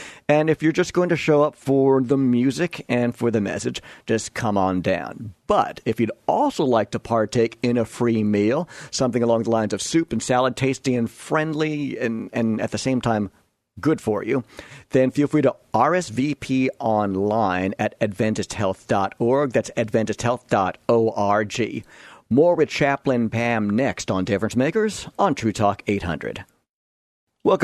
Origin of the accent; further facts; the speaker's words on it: New York, United States; I grew up out on Long Island in the suburbs. We moved out here about 9.5 years ago.